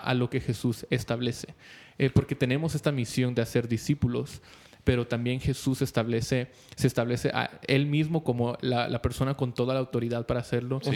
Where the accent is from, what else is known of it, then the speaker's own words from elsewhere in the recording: Guatemala; somos guatemaltecos